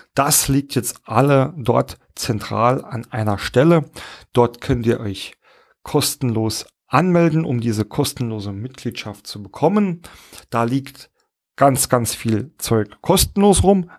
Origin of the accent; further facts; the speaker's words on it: Saarland, Germany; accent: Saarland; mein saarländischen Akzent